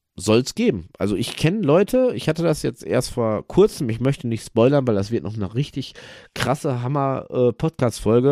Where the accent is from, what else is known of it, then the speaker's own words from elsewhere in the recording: Germany; hier bei uns in Deutschland